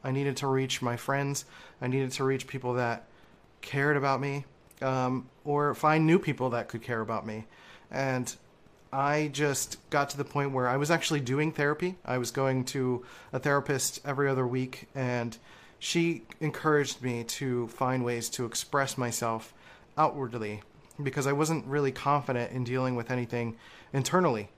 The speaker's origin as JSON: {"language": "English", "town": "Philadelphia", "region": "Pennsylvania", "country": "United States", "tie": "born or raised there", "said": "growing up in Philly"}